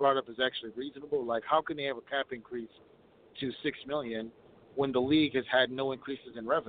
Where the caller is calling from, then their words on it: Minneapolis, Minnesota, United States; I'm calling from Minneapolis.